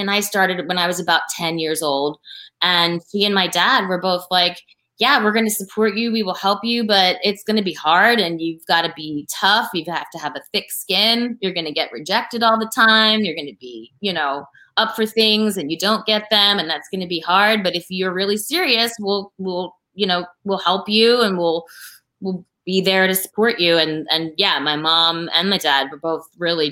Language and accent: English; Philadelphia, Pennsylvania, United States; we're from Philly. We're from Philly, like, we're Philly girls